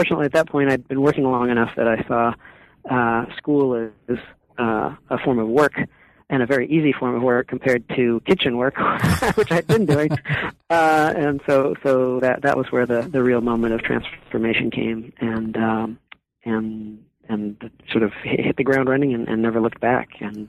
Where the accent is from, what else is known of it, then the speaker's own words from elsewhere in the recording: California, United States; now in Vermont, United States; Well, I'm currently living in Vermont, but I'm a native Californian. I grew up on the Central Coast of California, and my mother is Mexican, and my father was a Midwesterner from Detroit.